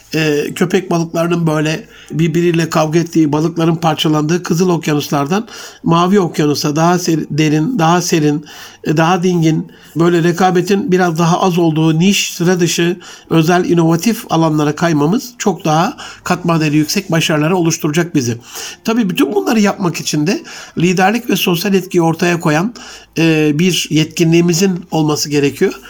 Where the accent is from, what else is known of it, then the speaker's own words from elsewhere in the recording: Gaziantep, Turkey; Ali Şahin, e, Gaziantep'li hemşerim